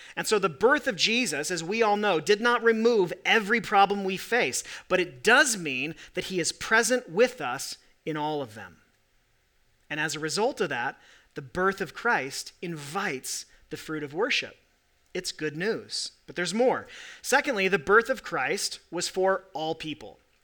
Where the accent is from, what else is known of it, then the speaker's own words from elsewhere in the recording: Corvallis, Oregon, United States; now in Salt Lake City, United States; I was born in Corvallis, Oregon